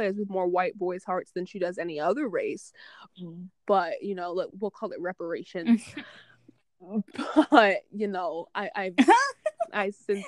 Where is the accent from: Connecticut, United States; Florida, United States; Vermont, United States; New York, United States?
Connecticut, United States; Hartford; growing up in Hartford, it's like, I have, like, you know, Hartford is mostly, like, black and Hispanic people, so for the most part, I am surrounded by people that are like me